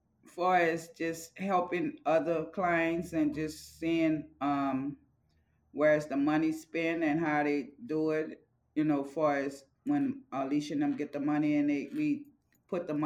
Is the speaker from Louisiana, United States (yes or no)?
yes; New Orleans, Louisiana, United States; moved away as an adult; now in Las Vegas, United States; I got diagnosed in New Orleans. That's my home state.